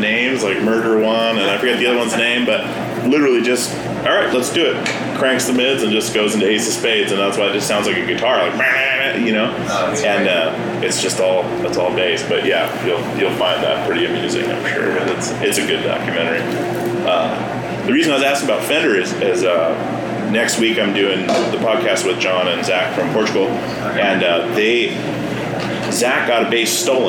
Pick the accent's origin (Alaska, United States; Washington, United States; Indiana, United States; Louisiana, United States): Alaska, United States; now in Portland, United States; we're from Alaska, moved down to play music